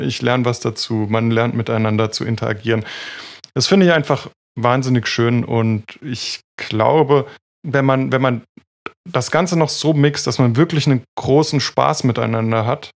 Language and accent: German; Freiburg, Baden-Württemberg, Germany; ich komme ja aus Freiburg